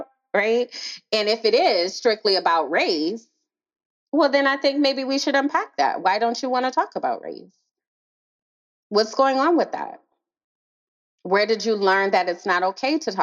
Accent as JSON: {"language": "English", "town": "New Orleans", "region": "Louisiana", "country": "United States", "tie": "born or raised there", "also_born_or_lived": "Nashville, Tennessee", "moved": "as an adult", "said": "I was raised in New Orleans."}